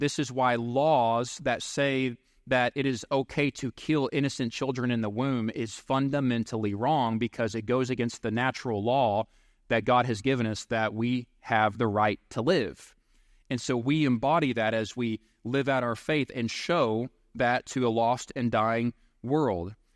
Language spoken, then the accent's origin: English; Seven Points, Texas, United States; I grew up in Seven Points, Texas